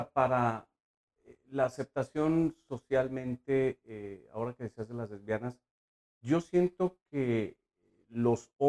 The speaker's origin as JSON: {"language": "Spanish", "country": "Mexico", "said": "nuestra cultura, como, como latinos, como mexicanos la mayoría católicos."}